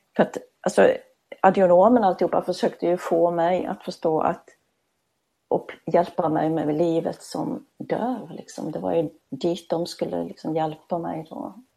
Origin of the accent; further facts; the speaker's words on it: Småland, Sweden; accent: Småland; du hör ju att jag är smålänning